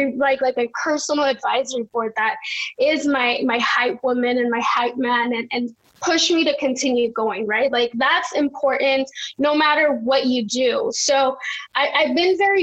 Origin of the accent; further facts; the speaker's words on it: Los Angeles, California, United States; growing up in South Central